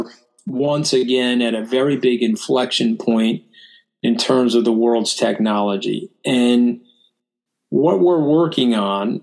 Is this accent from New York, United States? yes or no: yes; Port Washington, New York, United States; I grew up in Port Washington, not too far from Amityville.